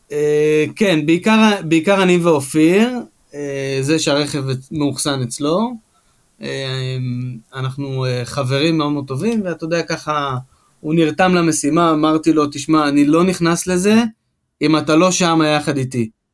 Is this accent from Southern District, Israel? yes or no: yes; Ashkelon, Southern District, Israel; שגדלנו ביחד באשקלון